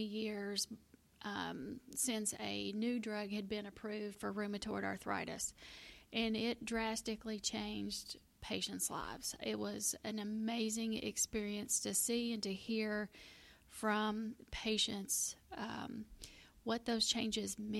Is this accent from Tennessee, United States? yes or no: yes; Middle Tennessee, United States; I am a native Tennessean. I grew up in Middle Tennessee